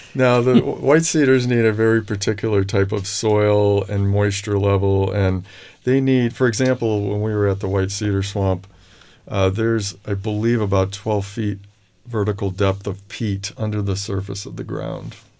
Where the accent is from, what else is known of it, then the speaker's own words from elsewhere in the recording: Holyoke, Massachusetts, United States; I'm from Western Massachusetts, Oh. Holyoke, Massachusetts